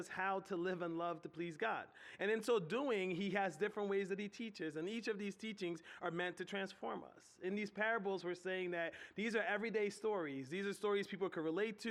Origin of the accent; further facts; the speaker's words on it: Philadelphia, Pennsylvania, United States; moved away as an adult; now in Harrisburg, United States; I grew up in Southwest Philly